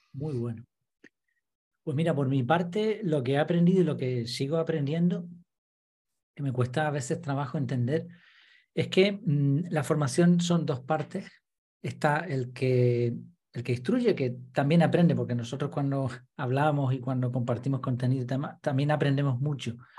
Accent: Madrid, Community of Madrid, Spain; now in Gran Canaria, Spain; nací en Madrid, llevo un montón de años viviendo en Gran Canaria

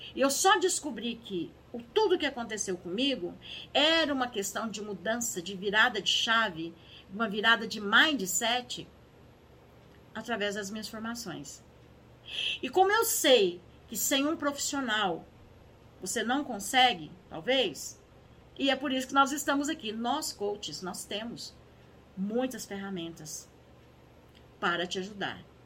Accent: Minas Gerais, Brazil; eu aqui nasci, aqui em Minas Gerais

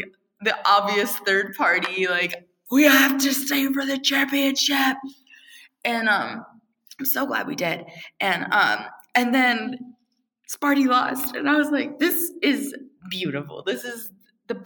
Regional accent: Virginia, United States; I am from Virginia

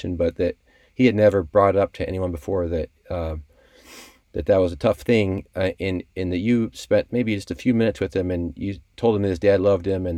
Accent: South Bend, Indiana, United States; I grew up in South Bend, just like a block or two from Notre Dame.

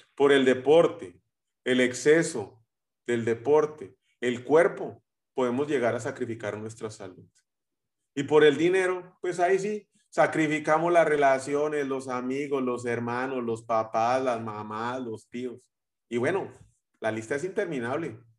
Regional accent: Guatemala; los guatemaltecos vamos a México eh, y, empezamos a terminar o terminamos hablando como, como los mexicanos

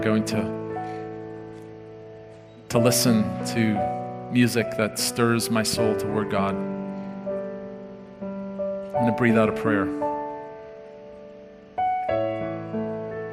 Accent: South Africa; moved away; I grew up in South Africa, and at noon on Saturday, everything shut down

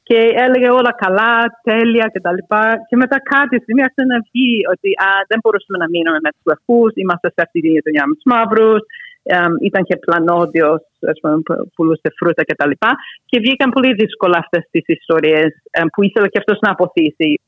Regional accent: United States; άρα ως Ελληνοαμερικάνα που ήμουν στο, μια τις γενιές που είχαν ε, φτάσει στο να είμαστε λευκοί.

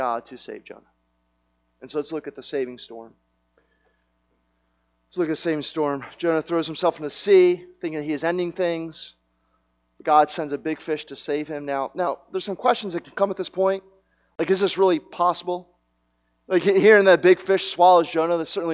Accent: Media, Pennsylvania, United States; I was born in Media, Pennsylvania

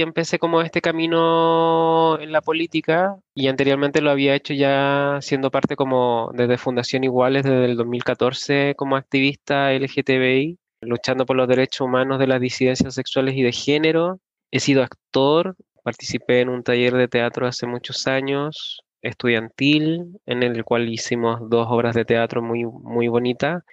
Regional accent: La Florida, Santiago Metropolitan Region, Chile; soy de la Florida, vivo aquí hace muchos años, desde los nueve años aproximadamente. Nací en Santiago Centro

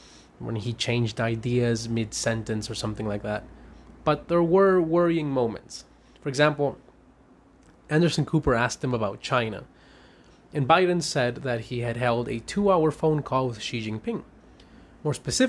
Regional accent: Caracas, Capital District, Venezuela; I'm a lawyer from Caracas, Venezuela

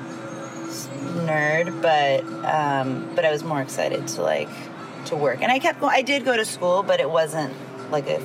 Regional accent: Los Angeles, California, United States; Grew up in LA in a really rural part of the city. Well, it's technically in LA, but it's called Lopez Canyon

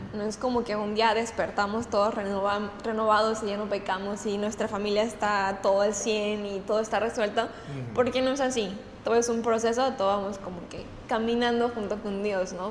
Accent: Guadalajara, Jalisco, Mexico; now in Puerto Vallarta, Mexico; De Guadalajara

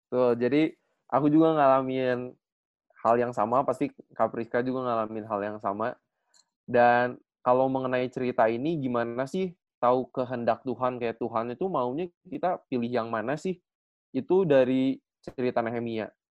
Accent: Bandung, West Java, Indonesia; saya asli dari Bandung

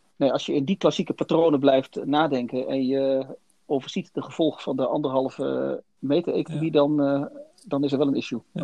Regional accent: Netherlands; wij als Nederlanders

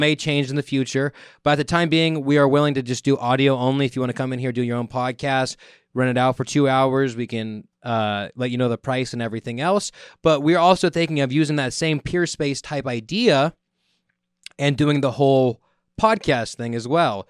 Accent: Merced, California, United States; growing up in the area of the Central Valley

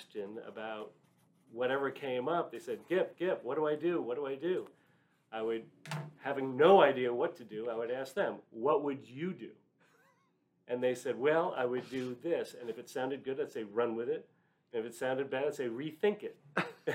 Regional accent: New York, United States; moved away as an adult; also born or lived in Gettysburg, Pennsylvania; now in Dallas, United States; I grew up in New York, and instead of actually working in Manhattan like my father and his father and all generations before, I moved to Dallas

